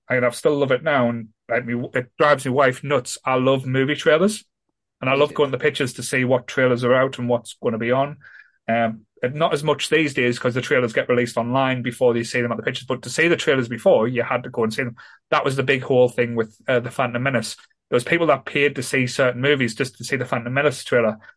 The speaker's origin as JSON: {"language": "English", "town": "Ryhope", "region": "North East England", "country": "United Kingdom", "tie": "born or raised there", "said": "where I grew up in Ryhope was a bit rough"}